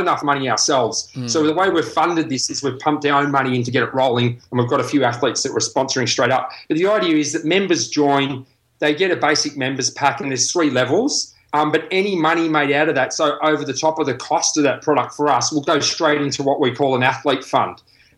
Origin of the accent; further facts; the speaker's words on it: Australia; I'm not a Pom, I'm an Aussie.